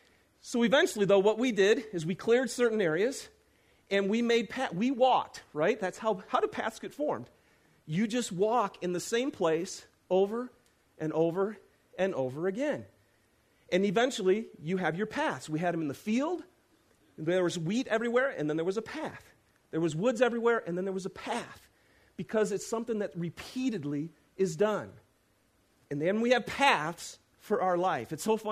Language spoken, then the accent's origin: English; Lapeer, Michigan, United States; I'm from Lapeer, Michigan, okay?